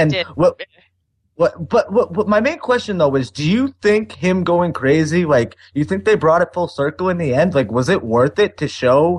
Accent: Boston, Massachusetts, United States; Here I am from Boston

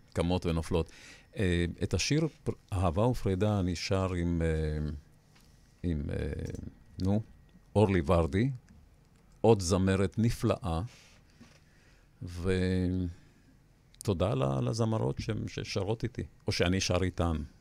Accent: Beit Hillel, Northern District, Israel; also born or lived in Petah Tikva / Yavne; now in Ness Ziona, Israel; אני גדלתי במושב בית הלל, בצפון הארץ

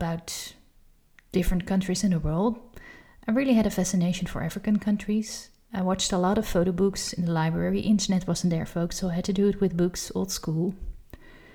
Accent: Amsterdam, North Holland, Netherlands; I've been born and raised in Amsterdam, in the Netherlands.

